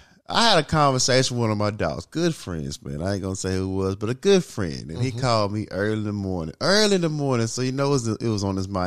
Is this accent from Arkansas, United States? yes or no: yes; Little Rock, Arkansas, United States; I'm from Little Rock.